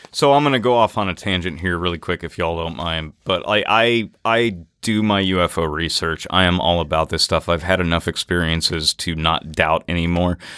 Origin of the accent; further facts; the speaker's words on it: Mississippi River, United States; but I grew up on the Mississippi, they get even bigger than that.